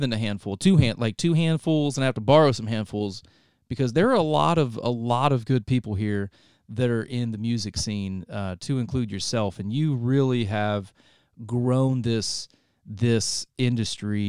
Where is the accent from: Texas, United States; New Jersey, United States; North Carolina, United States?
North Carolina, United States; moved away as an adult; also born or lived in Ohio; I was born in Ohio, moved down to North Carolina when I was young. I was raised there